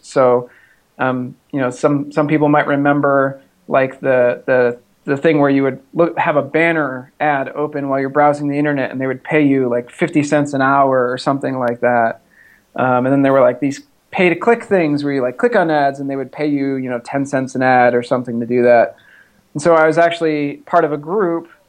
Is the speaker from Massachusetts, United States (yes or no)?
yes; Massachusetts, United States; now in Texas, United States; I grew up in the Northeast, uh, in Massachusetts, in a small town